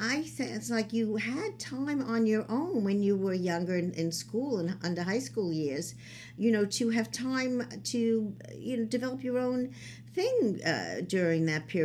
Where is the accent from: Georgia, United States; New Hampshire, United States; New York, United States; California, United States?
New York, United States; New York City; having grown up literally downtown Brooklyn with my dad's business for 51 years